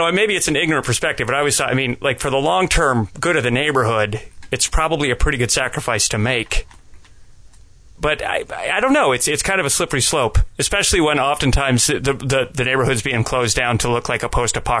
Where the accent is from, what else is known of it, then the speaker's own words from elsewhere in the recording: Southern California, United States; moved away as an adult; also born or lived in San Diego / Los Angeles; now in Atlanta, United States; growing up in Southern California